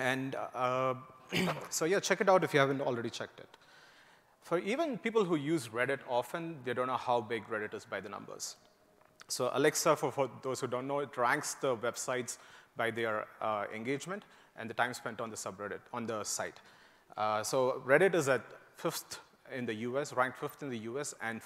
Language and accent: English; India; moved away as an adult; also born or lived in Indiana, United States; now in United States; I grew up in India and moved to the US to work to do my master's at Purdue University